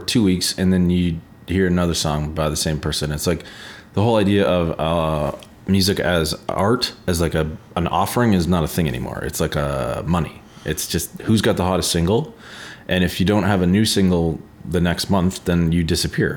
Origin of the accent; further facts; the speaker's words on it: Canada; being Canadian in the world